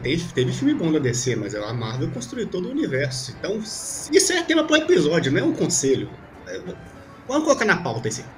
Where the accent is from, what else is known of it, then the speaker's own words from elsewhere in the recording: Rio Grande do Sul, Brazil; eu sou aqui do Rio Grande do Sul